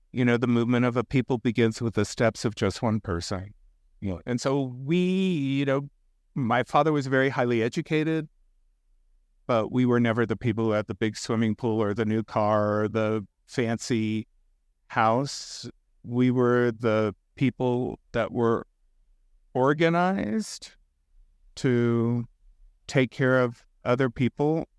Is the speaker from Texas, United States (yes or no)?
yes; South Texas, United States; I was raised in South Texas